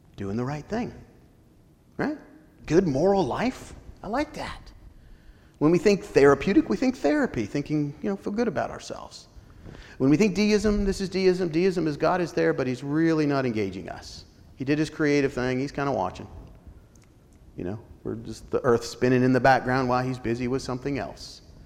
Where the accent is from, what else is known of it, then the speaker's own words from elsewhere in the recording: Colorado, United States; When I grew up in Colorado, small Baptist church